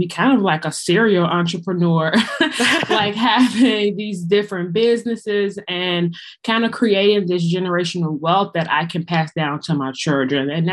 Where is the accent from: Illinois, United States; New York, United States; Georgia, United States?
Illinois, United States; Chicago; I am from the Windy City, Chicago.